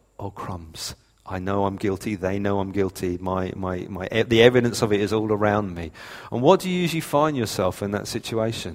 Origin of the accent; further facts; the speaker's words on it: United Kingdom; we're British